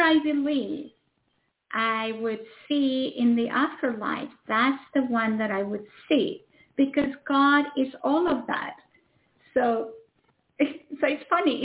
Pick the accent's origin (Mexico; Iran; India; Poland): Mexico; now in United States; I come from Mexico